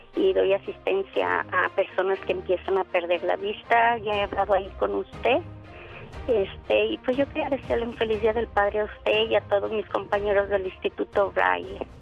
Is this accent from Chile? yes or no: no; Guadalajara, Jalisco, Mexico; now in United States; Yo soy de Guadalajara, Jalisco